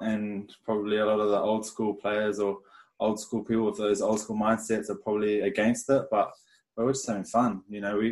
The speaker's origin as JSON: {"language": "English", "town": "Lower Hutt", "region": "Wellington", "country": "New Zealand", "tie": "born or raised there", "moved": "yes", "lives_now": "Brisbane, Australia", "said": "I was born in Lower Hutt, Wellington. Family of four, had one older brother, and just rugby union crazy."}